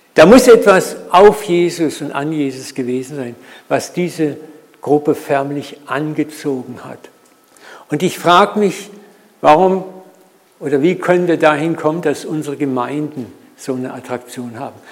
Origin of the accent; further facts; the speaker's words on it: Germany; wir auch als Deutsche sowieso so Macher sind